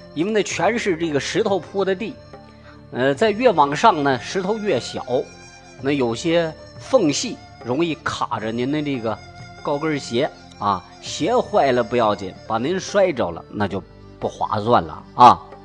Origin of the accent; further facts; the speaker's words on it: Shaanxi, China; 我陕西人嘛